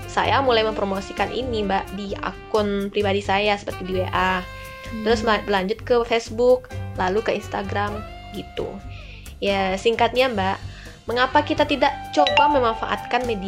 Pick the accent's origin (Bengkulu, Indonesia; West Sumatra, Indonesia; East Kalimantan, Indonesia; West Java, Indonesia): West Sumatra, Indonesia; Padang; Nah, ada di Jakarta, Lampung, Bogor, Medan, dan pastinya Padang di tempat kota saya.